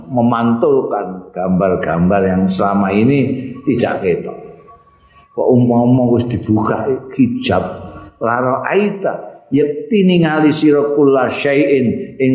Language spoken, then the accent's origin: Indonesian; Java, Indonesia; ini kan orang Indonesia aku aku Jawa orang Jawa pak